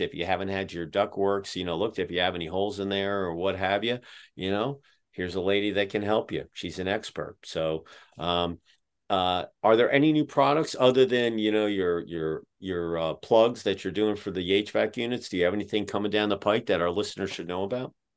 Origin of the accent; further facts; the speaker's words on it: Pottstown, Pennsylvania, United States; now in Dayton, United States; we grew up outside of Philadelphia about 15 minutes west of Valley Forge in a place called Pottstown.